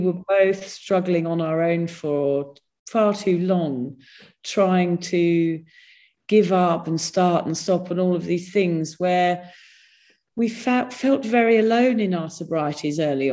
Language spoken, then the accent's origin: English; England, United Kingdom; now in Australia; we're all English